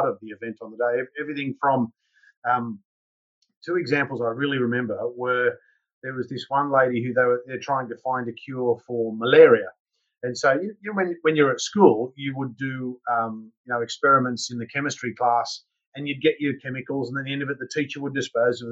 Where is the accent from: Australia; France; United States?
Australia; Newcastle, New South Wales; also born or lived in United Kingdom; now in Noosa, Australia; I'm originally from a town called Newcastle, which is about 2 hours north of Sydney.